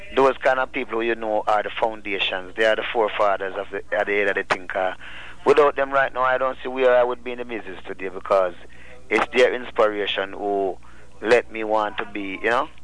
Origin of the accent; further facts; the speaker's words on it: Rocky Point, Clarendon, Jamaica; I'm from Jamaica and I'm from a, a little fishing village called Rocky Point, Clarendon.